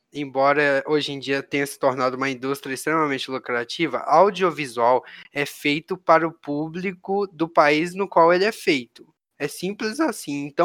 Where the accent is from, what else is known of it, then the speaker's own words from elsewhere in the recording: Minas Gerais, Brazil; Sou de Minas